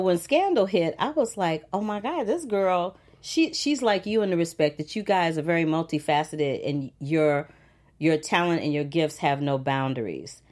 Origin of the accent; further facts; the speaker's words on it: St. Louis, Missouri, United States; I grew up in the Midwest in Saint Louis, Missouri